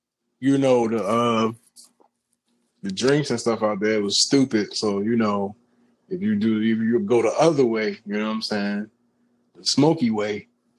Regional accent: Virginia Beach, Virginia, United States; I'm from Virginia Beach, man. FYI, right around the corner from Princess Anne High School

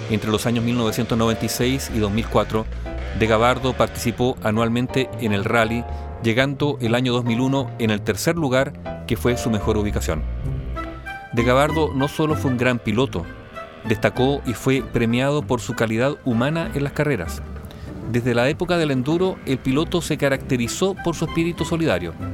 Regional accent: Huelquén, Santiago Metropolitan, Chile; Yo nací acá, estudié en Santiago y todo, pero siempre vinculado al campo con mis padres. Y Huelquén es un pueblo que queda

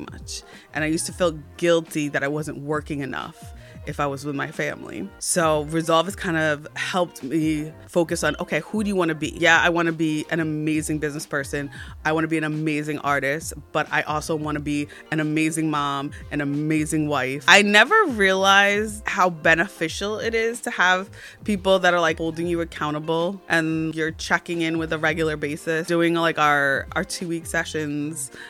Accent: New Jersey, United States; I'm from New Jersey and I am a creative.

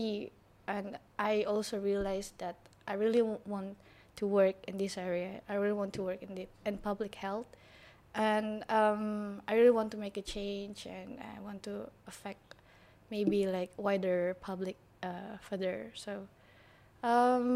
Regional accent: Jakarta, Indonesia; I was born and grew up in Jakarta

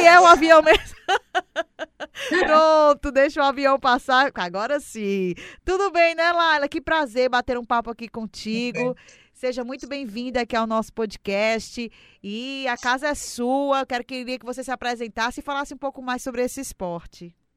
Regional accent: Ceará, Brazil; eu sou cearense

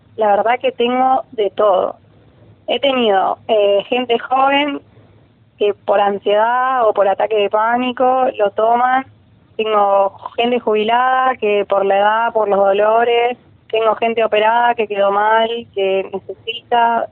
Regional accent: Rosario, Santa Fe, Argentina; soy de Rosario, tengo 25 años

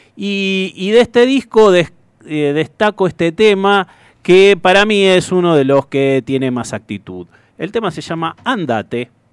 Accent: Hurlingham, Buenos Aires Province, Argentina; los que somos de Hurlingham, de esos pagos

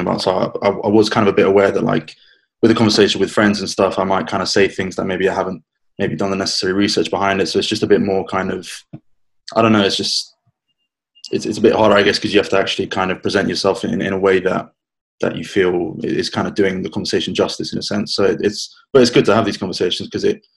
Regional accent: London, United Kingdom; I was born and raised in London, half Spanish, half English

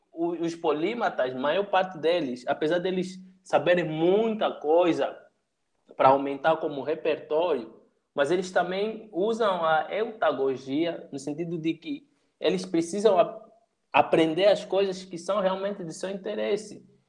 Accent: Angola; moved away as an adult; now in Brazil; Sou de Angola, mas eu moro já aqui no Brasil faz 4, 5 anos.

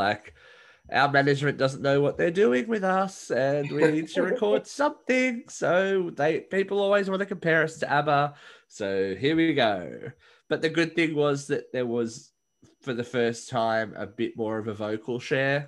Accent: Australia; I'm Australian

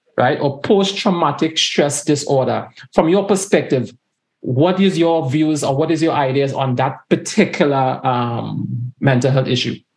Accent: Tobago, Trinidad & Tobago; growing up in Tobago too

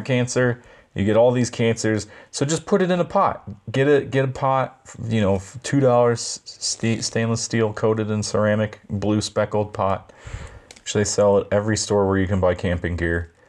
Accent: Hawaii, United States; moved away; I've jumped off piers when I was growing up in Hawaii

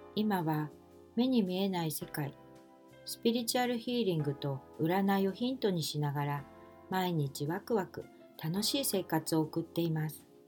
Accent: Kanto, Japan; also born or lived in Osaka; 私は大阪で生まれましたが、父親の転勤で2歳の時に関東へ越してきたので、大阪弁ではないです。

